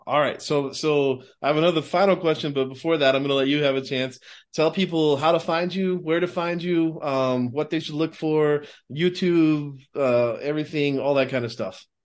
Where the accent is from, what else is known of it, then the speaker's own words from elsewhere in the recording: Texas, United States; I grew up in Texas